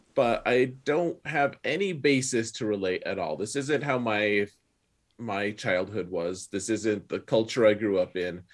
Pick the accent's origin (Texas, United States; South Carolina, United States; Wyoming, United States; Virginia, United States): Wyoming, United States; growing up in Wyoming